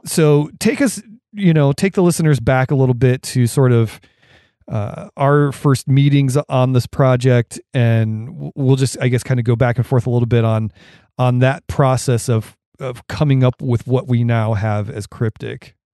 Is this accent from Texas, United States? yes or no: no; Portage County, Ohio, United States; growing up where I grew up in Ohio in Portage County